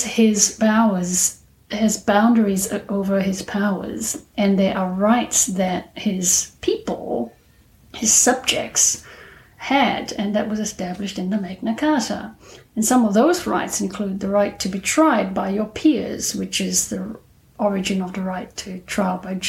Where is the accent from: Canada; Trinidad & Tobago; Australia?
Australia; I'm an Australian lawyer